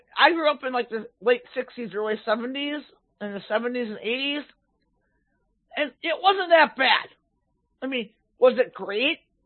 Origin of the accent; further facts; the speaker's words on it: Minneapolis, Minnesota, United States; I grew up in Minneapolis in the 60s, 70s, 80s